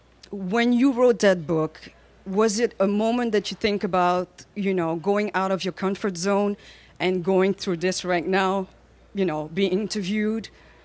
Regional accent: Belgium; now in New York, United States; I'm actually live in New York, but I'm from Belgium

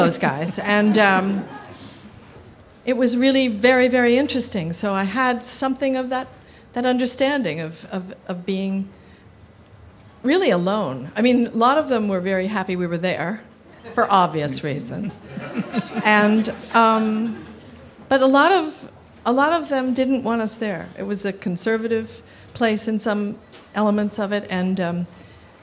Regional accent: New Jersey, United States; I'm from New Jersey

